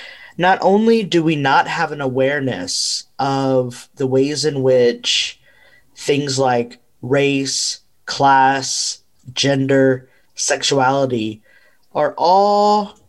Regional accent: United States; I'm Mexican American. And so, you know, I've for a long time been on this journey to understand, you know, my ancestral line

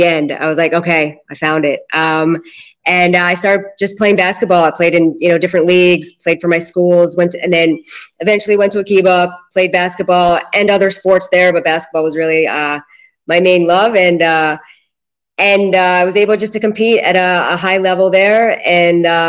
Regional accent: Philadelphia, Pennsylvania, United States; moved away as an adult; now in Israel; I grew up in Philadelphia and or right outside Philadelphia.

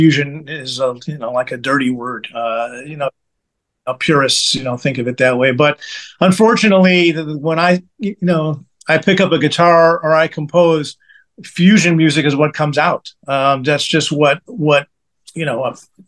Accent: Chicago, Illinois, United States; now in Kansas City, United States; I grew up in Chicago.

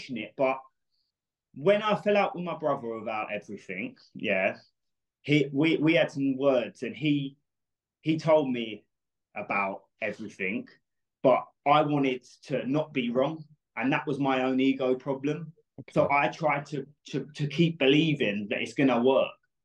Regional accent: United Kingdom; We're both from Britain

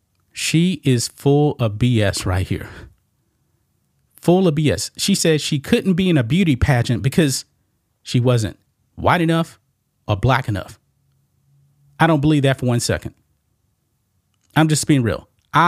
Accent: Louisiana, United States; I went to college about 45 minutes from my hometown in Louisiana.

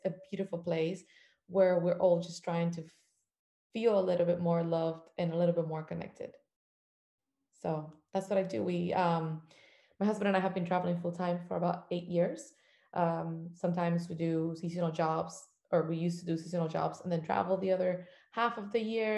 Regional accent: Cuba; moved away; I am from a country that didn't allow me to travel or discover any part of the world until I left it.

